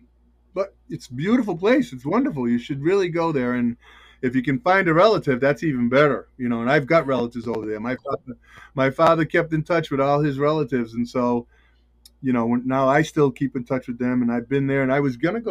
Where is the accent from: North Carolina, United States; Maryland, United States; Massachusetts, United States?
Massachusetts, United States; Taunton; also born or lived in California; I grew up in Southeastern Mass, and I was born in Taunton.